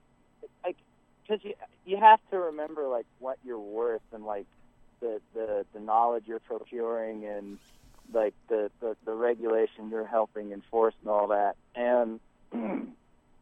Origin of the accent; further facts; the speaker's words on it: Iowa, United States; moved away; I am from Iowa